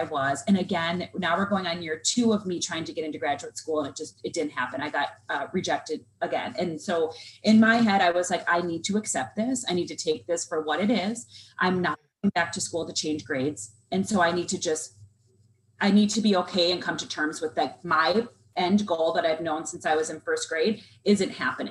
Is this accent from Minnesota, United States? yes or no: yes; Southern Minnesota, United States; I'm a Minnesota girl. I was raised in Southern Minnesota.